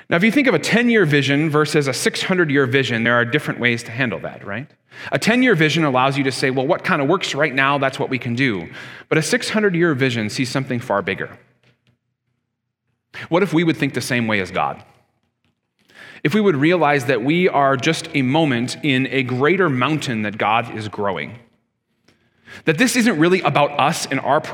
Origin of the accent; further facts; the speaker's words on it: Canada; I'm a Canadian just as much as you